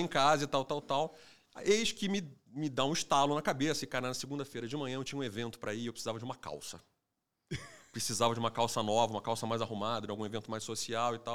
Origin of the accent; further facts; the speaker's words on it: Rio de Janeiro, Brazil; eu sou carioca também